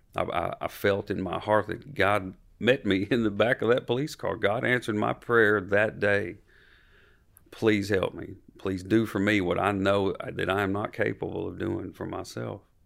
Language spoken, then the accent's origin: English; Franklin, Tennessee, United States; born or raised there